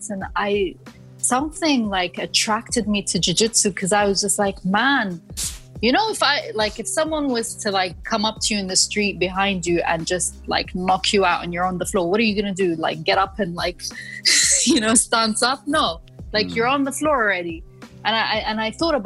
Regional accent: London, United Kingdom; moved away as an adult; also born or lived in Moscow, Russia; now in United Arab Emirates; I grew up in London. I studied there. I worked there. And I moved here around 8 years ago

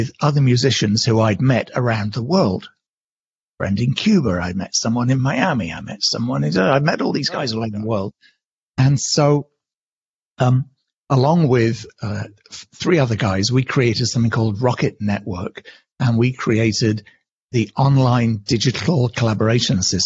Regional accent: United Kingdom; accent: British; moved away as an adult; also born or lived in London / New York; now in California, United States; as you can hear from my accent, I'm originally British. I live in California

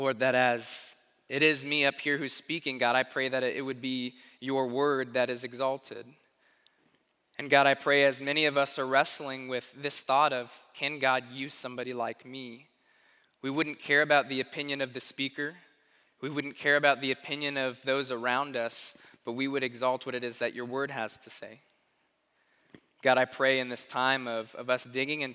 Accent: Tucson, Arizona, United States; now in Springfield; I grew up in Arizona, in Tucson, Arizona

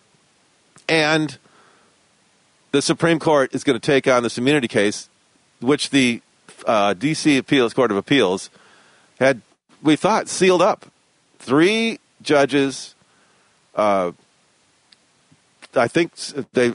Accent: Westland, Michigan, United States; also born or lived in Detroit, Michigan; I grew up in Westland. It was originally Garden City, became Westland. Originally, it was actually Nankin Township. Nankin Mills Township is where I was born. I was born in Detroit, but lived in Nankin Mills Township

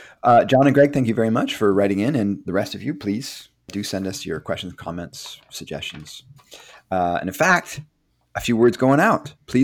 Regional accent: Wisconsin, United States; I spent a fair amount of time in Chicago growing up in Wisconsin.

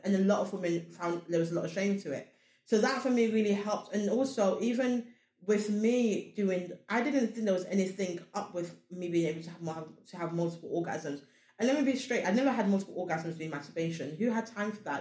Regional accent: Sierra Leone; I'm Africa. I come from Sierra Leone

